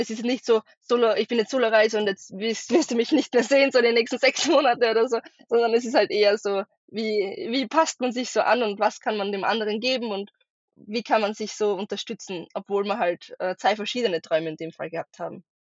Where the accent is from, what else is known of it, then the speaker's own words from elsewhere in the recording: Austria; ich ähm, bin aus Österreich, wie man wahrscheinlich bei meinem Dialekt ein bisschen merken wird